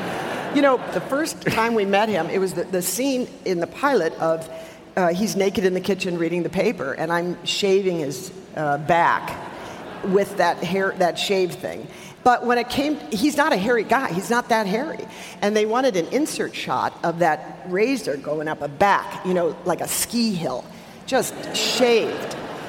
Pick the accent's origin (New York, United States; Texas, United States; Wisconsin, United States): Wisconsin, United States; Milwaukee; I grew up in Milwaukee, in the south side of Milwaukee, near Pulaski High School.